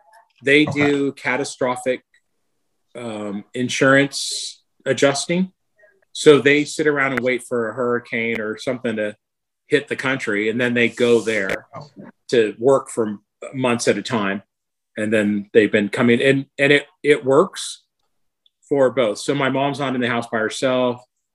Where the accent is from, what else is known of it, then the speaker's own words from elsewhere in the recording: San Gabriel, California, United States; I was born in San Gabriel Community Hospital. It's not there anymore. My family was living on Kelburn then